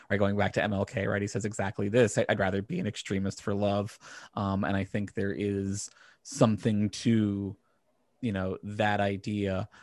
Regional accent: Virginia, United States; growing up in Virginia

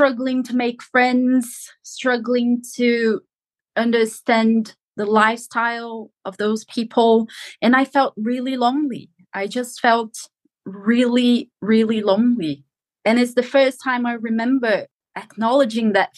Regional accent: São Paulo, Brazil; moved away as an adult; now in England; I was born and lived in the capital of, not in the capital of Brazil, but São Paulo, the capital of São Paulo

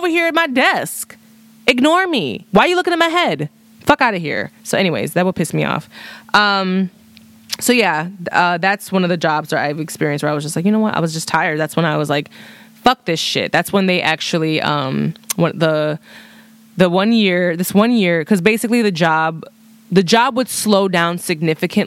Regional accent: Chicago, Illinois, United States; I'm from Chicago.

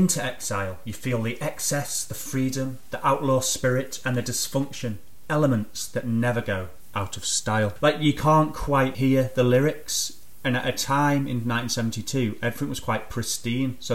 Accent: England, United Kingdom; I'm from England myself

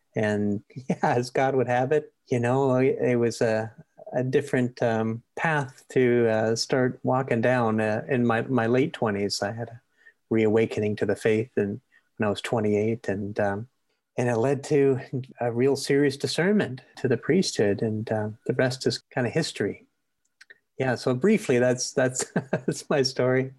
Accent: Maple Ridge, British Columbia, Canada; I grew up in Maple Ridge

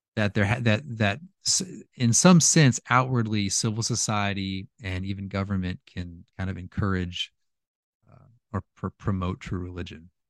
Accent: California, United States; moved away as an adult; also born or lived in Louisiana; I'm from California, and when I lived there

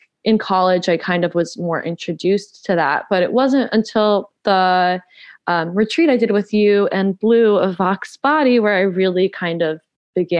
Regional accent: Georgia, United States; also born or lived in California; I'm originally from California, but I spent most of my adolescent life in Georgia. So yeah, I'm a Georgia peach

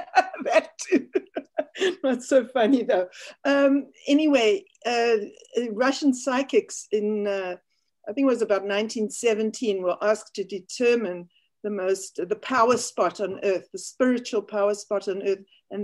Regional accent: Cape Town, Western Cape, South Africa; moved away as an adult; also born or lived in London, United Kingdom; now in Cincinnati, United States; I grew up in South Africa. I moved here when I was in my mid-30s. And I established Four Winds Academy here in Ohio, where we live now.

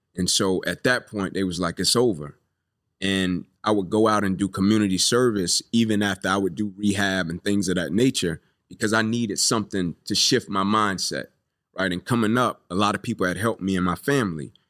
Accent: Atlanta, Georgia, United States; I grew up here in Atlanta. Uh, Kirkwood

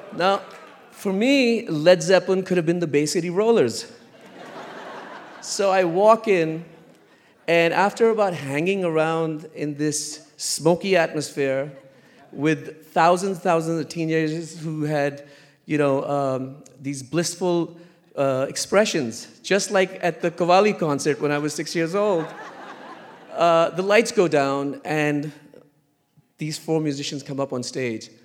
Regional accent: Lahore, Punjab, Pakistan; I was born in Lahore, Pakistan

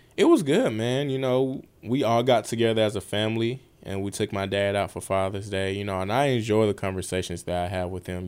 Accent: Atlanta, Georgia, United States; I grew up on the west side of Atlanta.

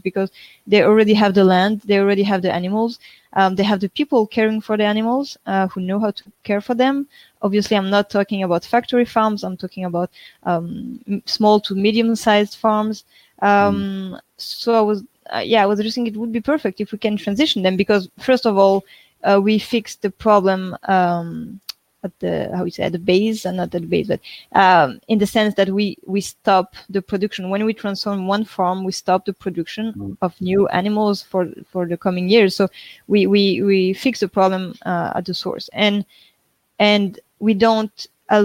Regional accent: France; moved away; we are from France, so we were living in France at this time

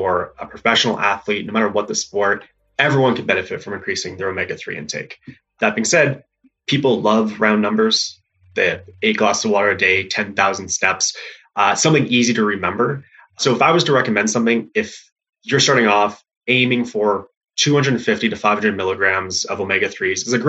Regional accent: Canada; being Canadian, I didn't actually play football growing up, but as Jonathan mentioned, I played ice hockey

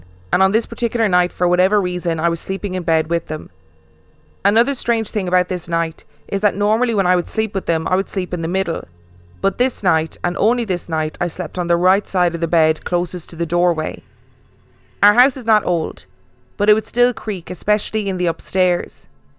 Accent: Minnesota, United States; We are originally from Minnesota, but love taking trips around the state because of the vast history it has to offer.

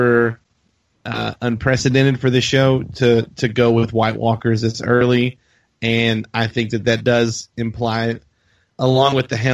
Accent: Arkansas, United States; I'm from Arkansas.

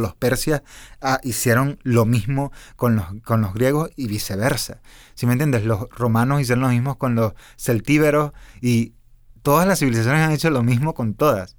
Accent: Venezuela; yo soy venezolano

